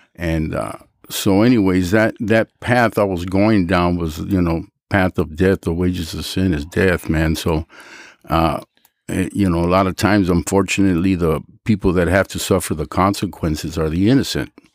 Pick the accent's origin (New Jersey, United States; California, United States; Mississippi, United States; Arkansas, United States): California, United States; Los Angeles; also born or lived in San Fernando, California; my father bought a house in Pacoima, and I was raised in Pacoima